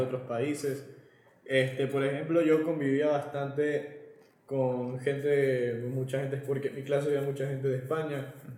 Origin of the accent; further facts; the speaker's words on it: Ecuador; moved away as an adult; now in Spain; siendo un ecuatoriano